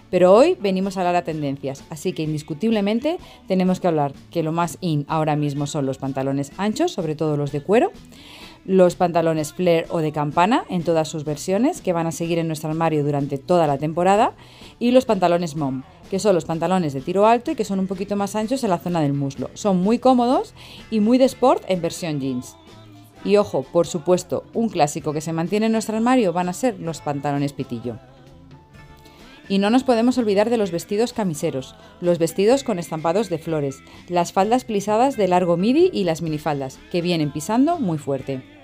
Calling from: Spain; asesora de imagen y os hablo desde España.

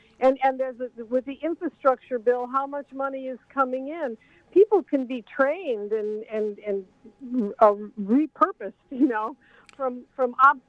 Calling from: Monsey, New York, United States; I'm calling from Rockland County. I'm here.

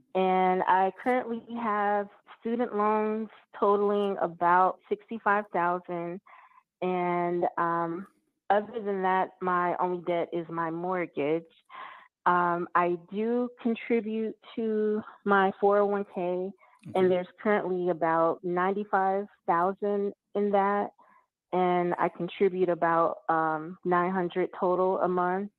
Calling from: Georgia, United States; I'm calling from Georgia.

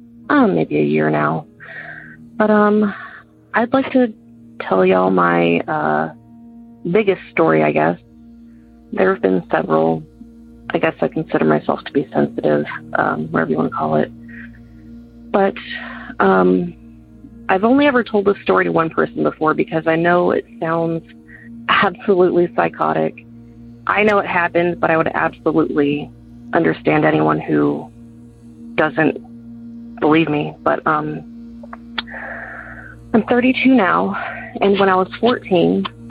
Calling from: Georgia, United States; I'm calling from Georgia.

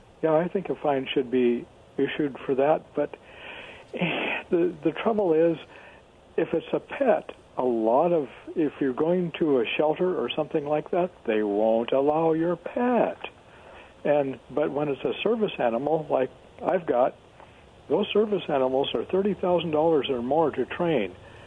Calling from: Kennewick, Washington, United States; It's … from Kennewick.

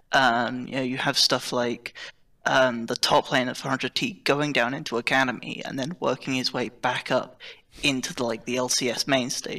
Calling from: Oxford, South East England, United Kingdom; I'm calling from, uh, Oxford United Kingdom

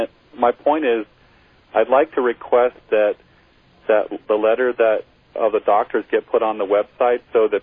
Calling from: Grass Valley, California, United States; I'm calling from Grass Valley, California. I'm listening on KNCO.

